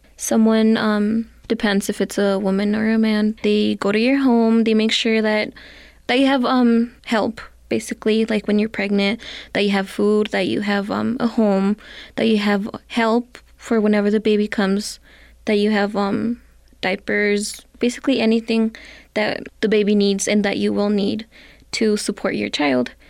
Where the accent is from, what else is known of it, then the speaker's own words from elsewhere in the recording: Santa Fe, New Mexico, United States; I am from Santa Fe, New Mexico